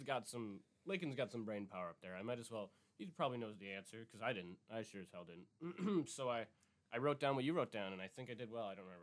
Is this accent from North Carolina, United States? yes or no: no; Cudahy, Wisconsin, United States; We grew up in Cudahy.